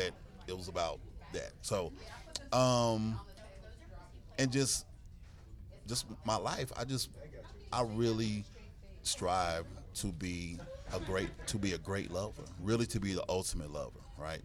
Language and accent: English; Greensboro, North Carolina, United States; now in Charlotte, United States; I grew up in Greensboro, North Carolina. I currently reside in Charlotte, North Carolina.